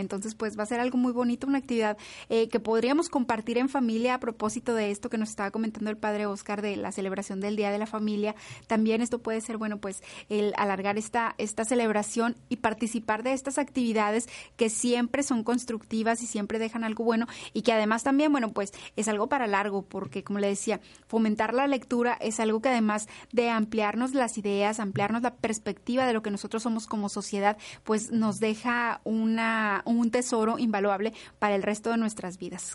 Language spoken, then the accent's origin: Spanish; Mexico; como mexicanos